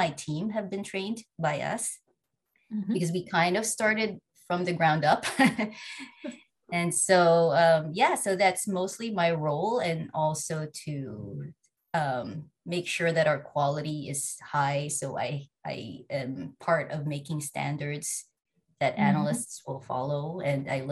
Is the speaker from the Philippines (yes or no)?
yes; Philippines; now in Canada; I was born and raised in the Philippines, and I'm now living in Canada with my husband and two young boys